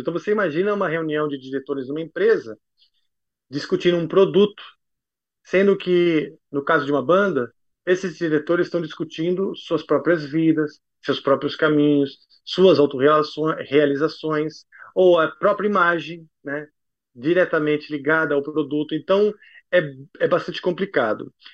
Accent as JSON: {"language": "Portuguese", "country": "Brazil", "also_born_or_lived": "United States", "moved": "yes", "said": "me remetia à minha terra. Voltando para o Brasil"}